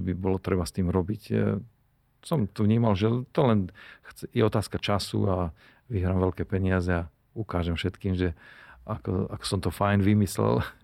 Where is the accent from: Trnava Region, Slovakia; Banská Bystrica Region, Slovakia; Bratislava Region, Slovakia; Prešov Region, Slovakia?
Banská Bystrica Region, Slovakia; Nová Baňa; also born or lived in Austria; u nás doma na Novej Bani